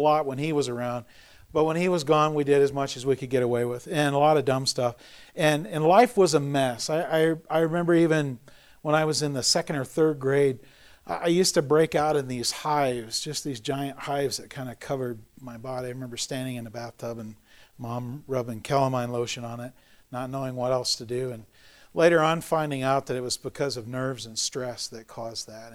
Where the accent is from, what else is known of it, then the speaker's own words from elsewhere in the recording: Montana, United States; also born or lived in Sheridan, Montana / Twin Bridges, Montana; I was actually born and raised, or partially here in Montana, over in Sheridan, in Twin Bridges. I was born in Sheridan, and when I was four, my folks divorced